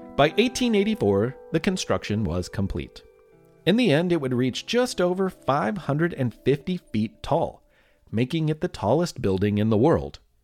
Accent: Louisville, Kentucky, United States; my hometown of Louisville, Kentucky

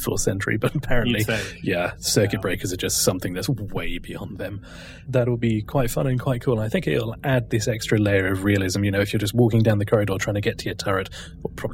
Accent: United Kingdom; I'm British.

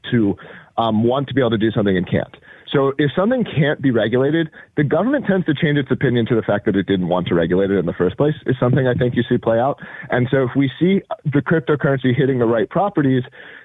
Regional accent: United States; as an American

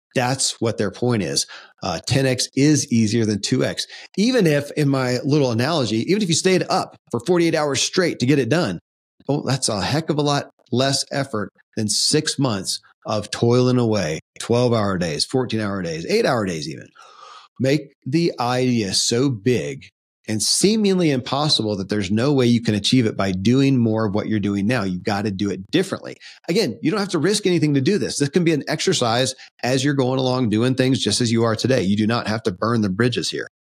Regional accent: Kentucky, United States; born or raised there

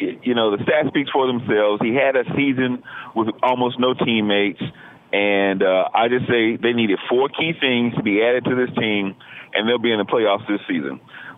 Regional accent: Atlanta, Georgia, United States; I'm from Atlanta.

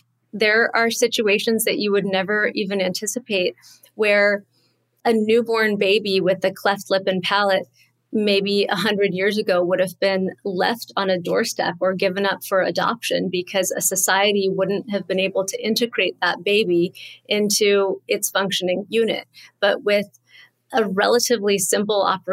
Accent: Southern California, United States; moved away as an adult; also born or lived in Connecticut, United States; now in New York, United States; I grew up in Southern California

